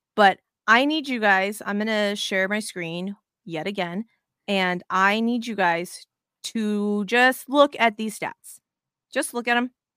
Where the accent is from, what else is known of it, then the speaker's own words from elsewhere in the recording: Las Vegas, Nevada, United States; moved away; I'm originally from Vegas